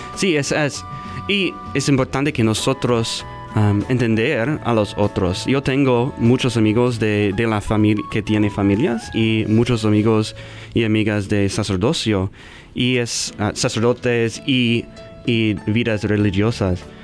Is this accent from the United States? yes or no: yes; Omaha, Nebraska, United States; Spanish is a second language; Yo está aquí de, Omaha, yo nací aquí